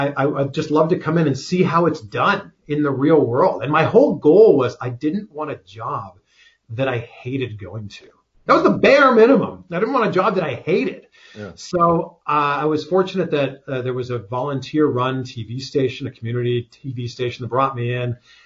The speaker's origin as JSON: {"language": "English", "region": "Ontario", "country": "Canada", "tie": "born or raised there", "said": "there was a station about an hour away from my hometown. This was in Peterborough, Ontario."}